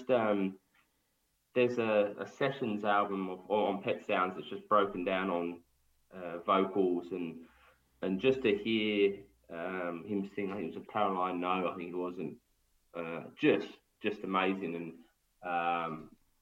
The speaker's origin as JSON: {"language": "English", "region": "England", "country": "United Kingdom", "accent": "English", "said": "me having my English accent"}